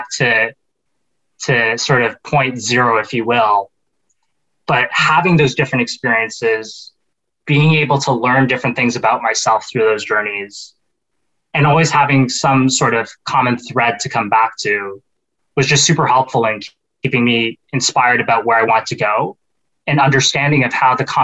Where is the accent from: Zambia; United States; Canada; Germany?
Canada; growing up in Canada